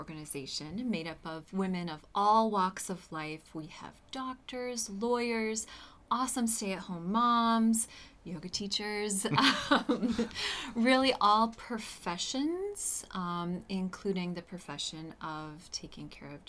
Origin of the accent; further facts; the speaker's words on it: Concord, New Hampshire, United States; also born or lived in Georgia; I am from New Hampshire. Mm-hmm. I grew up in Concord, and I left and went to college in Georgia and came back to good old New Hampshire.